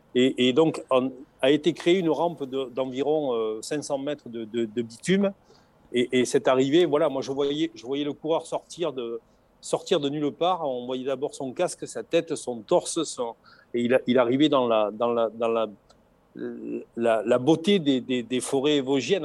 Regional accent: the South, southern France, France; accent: chantant (southern); Nous, chez nous, dans, le Sud

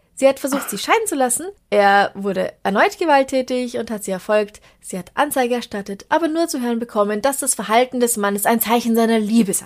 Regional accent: Traunstein district, Bavaria, Germany; moved away; aus meiner alten Heimat eingeschickt, aus dem Landkreis Traunstein in Bayern

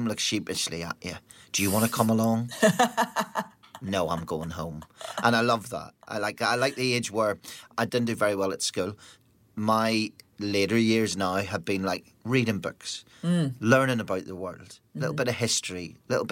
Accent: Northern Ireland, United Kingdom; growing up in Northern Ireland during what was a time when bands wouldn't play Northern Ireland

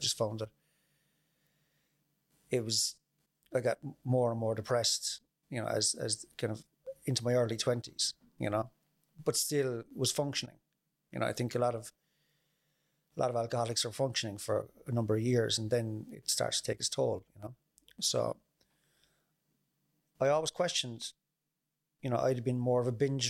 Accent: Mallow, Munster, Ireland; I grew up in Mallow, and I'd have fairly normal childhood

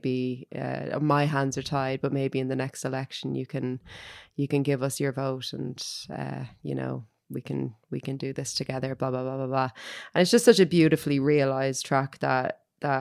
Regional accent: Dublin, Leinster, Ireland; when I was growing up in Finglas

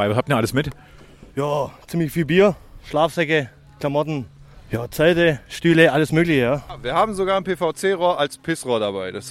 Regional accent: Tübingen, Baden-Württemberg, Germany; ich komme aus Tübingen, Baden-Württemberg.

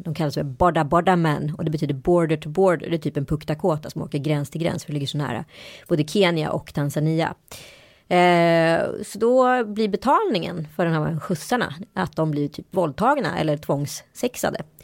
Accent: India; now in Sweden; Jag kommer ju från Indien, från en av de hö mest högutbildade eh, staterna i Indien

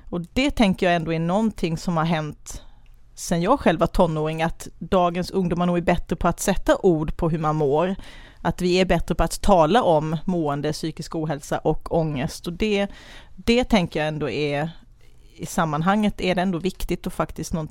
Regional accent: Kalmar, Kalmar County, Sweden; Eh, jag är Kalmarbo mamma till två tonåringar. Eh, ja, gift med Jonas och har en hund som heter Tage, bor i Kalmar som jag älskar.

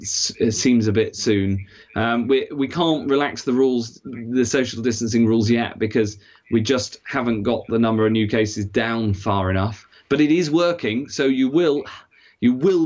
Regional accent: Cheshire, North West England, United Kingdom; I grew up in Cheshire, like you

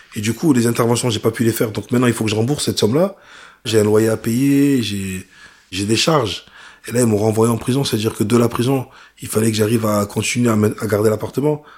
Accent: Vitrolles, Provence-Alpes-Côte d'Azur, France; also born or lived in Ancona, Italy; chez moi à Marseille, à Vitrolles

